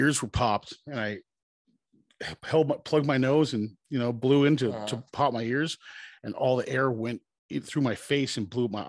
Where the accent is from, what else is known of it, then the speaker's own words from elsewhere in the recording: Ventura, California, United States; I grew up in Ventura.